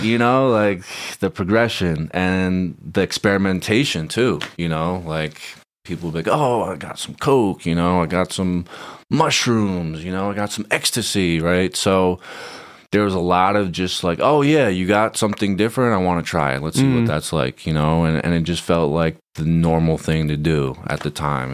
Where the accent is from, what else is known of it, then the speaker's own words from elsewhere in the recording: Fair Haven, New Jersey, United States; moved away as an adult; also born or lived in Queens, New York; now in Southern California, United States; I'm from Monmouth County, New Jersey, born and raised, small town called Fairhaven, in between Red Bank and Rumson. Uh, grew up there